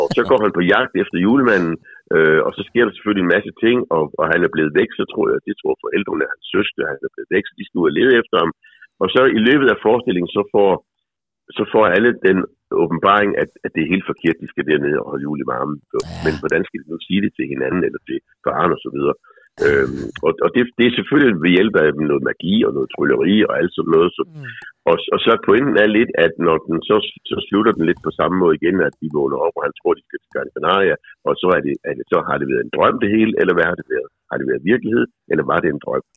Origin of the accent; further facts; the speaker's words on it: Faaborg, Southern Denmark, Denmark; da jeg var lille barn i Forborg.